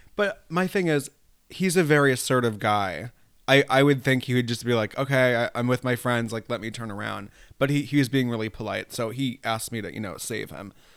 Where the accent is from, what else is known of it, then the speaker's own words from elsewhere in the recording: New York, United States; also born or lived in Italy; now in Rye, United States; I grew up in New York State.